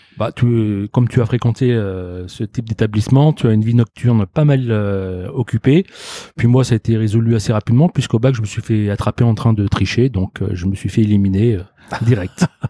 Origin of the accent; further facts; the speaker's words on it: Lyon, Auvergne-Rhône-Alpes, France; also born or lived in Toulouse; je suis arrivé à Lyon, euh, je pense que j'avais euh, un an et demi environ